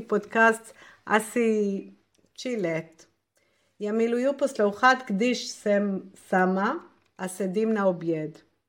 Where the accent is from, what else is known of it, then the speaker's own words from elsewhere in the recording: Israel; Czech is a second language; now in Prague, Czechia; z Izraeli. Já bydlím v Praze